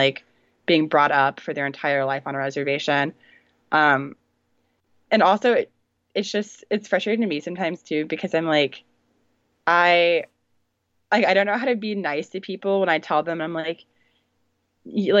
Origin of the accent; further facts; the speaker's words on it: North Carolina, United States; I grew up in North Carolina